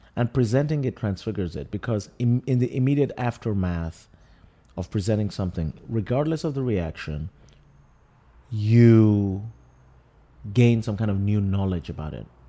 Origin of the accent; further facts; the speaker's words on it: Lagos, Nigeria; now in New York, United States; I grew up in Lagos, I live in New York.